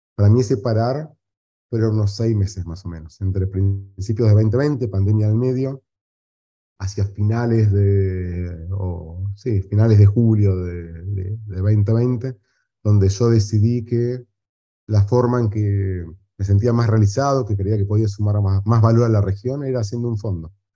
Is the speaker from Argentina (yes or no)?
yes; Argentina; moved away as an adult; also born or lived in Chile / Colombia / United States; now in Uruguay; ahora vivo en Uruguay, soy argentino, he vivido en Chile, he vivido un tiempo corto en Colombia